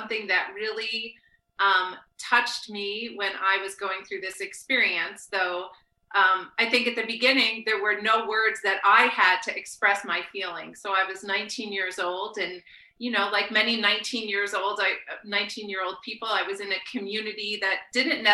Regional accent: New Jersey, United States; moved away as an adult; also born or lived in Brooklyn, New York / West Coast; now in Chapel Hill, United States; I grew up born in Brooklyn, raised in New Jersey

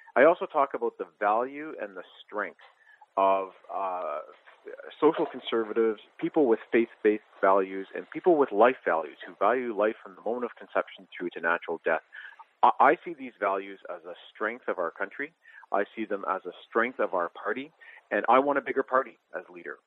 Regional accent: Canada; I am Canadian

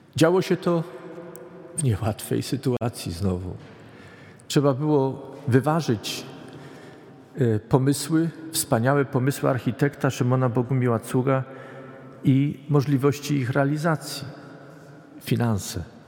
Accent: Poland; moved away; Pochodzę z zupełnie innego regionu Polski

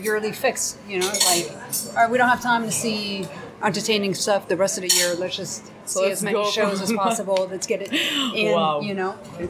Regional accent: New York, United States; also born or lived in France / San Francisco; I'm also French from Brooklyn.

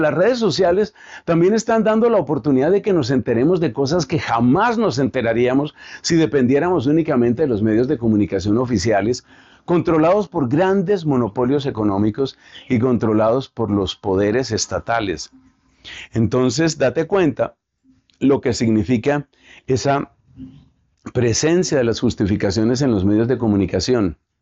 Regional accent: Colombia; aquí en mi país, en Colombia

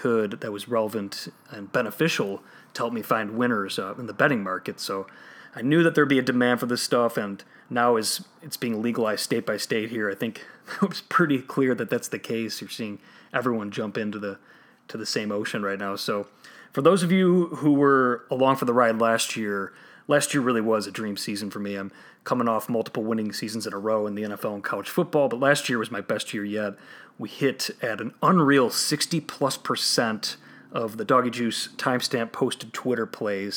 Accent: Chicago, Illinois, United States; my hometown Chicago Bears

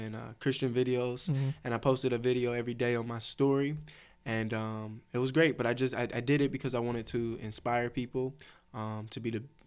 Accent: Cleveland, Ohio, United States; I'm from Cleveland

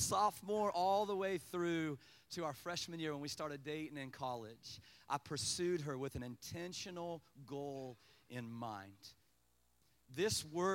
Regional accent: Kansas, United States; I was from Kansas

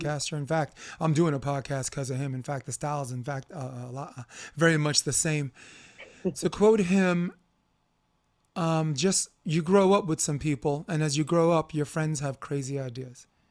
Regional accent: New York City, New York, United States; I'm a kid from Flatbush

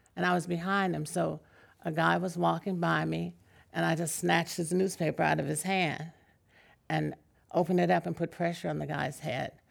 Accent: San Francisco, California, United States; I'm from San Francisco

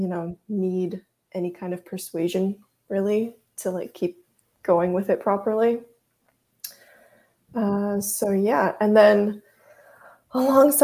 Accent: United States; first language Russian; also born or lived in Russia; when I was about 3 years old, my mom and I moved to the United States.

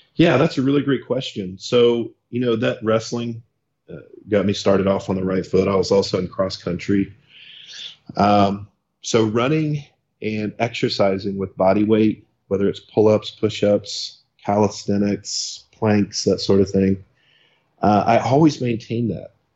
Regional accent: South Carolina, United States; moved away as an adult; also born or lived in Wichita, Kansas; now in San Diego, United States; I was born in Kansas, in the city of Wichita, uh, we stayed there until I must have been six, and then uh, moved out to South Carolina, where I stayed primarily in that area um, until I joined the military

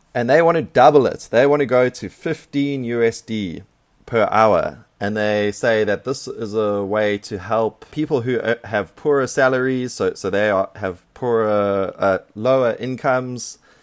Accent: South Africa; now in Taiwan; my home country, which is South Africa

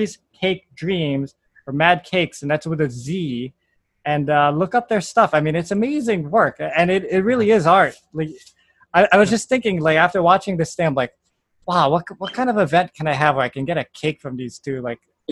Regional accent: Honolulu, Hawaii, United States; I'm Kaiser, 96. Public school

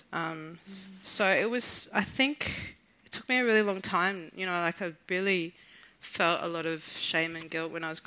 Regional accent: Southeast Queensland, Australia; I'm Mununjali from Southeast Queensland

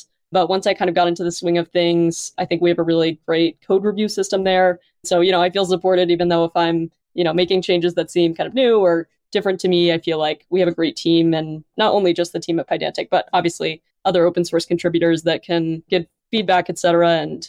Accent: Chapel Hill, North Carolina, United States; moved away as an adult; now in Madison, United States; Yeah, so I grew up in North Carolina originally in Chapel Hill. Really loved it, but for some reason decided to move up to where it's quite cold.

